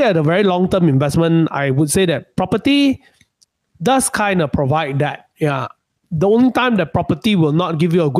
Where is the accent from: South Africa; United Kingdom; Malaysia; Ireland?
Malaysia; being a Malaysian, we are not that rich